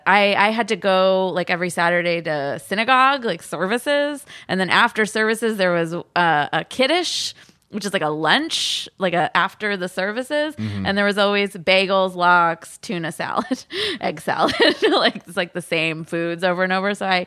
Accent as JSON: {"language": "English", "town": "San Jose", "region": "California", "country": "United States", "tie": "born or raised there", "said": "I'm from San Jose."}